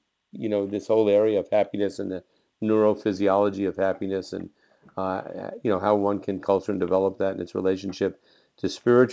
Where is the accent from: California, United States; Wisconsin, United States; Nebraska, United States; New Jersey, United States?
New Jersey, United States; I grew up in New Jersey, a few miles from New York City.